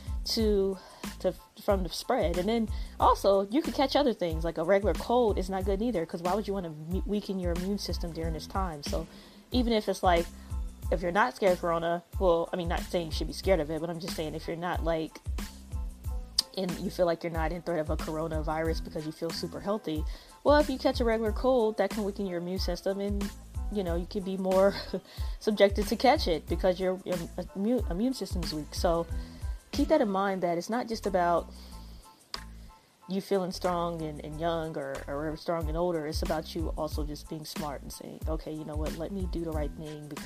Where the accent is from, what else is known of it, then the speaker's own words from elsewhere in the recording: United States; I am African American